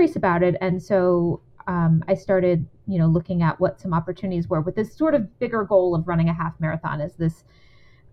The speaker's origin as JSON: {"language": "English", "town": "San Antonio", "region": "Texas", "country": "United States", "tie": "born or raised there", "said": "Yeah, I grew up in San Antonio, Texas"}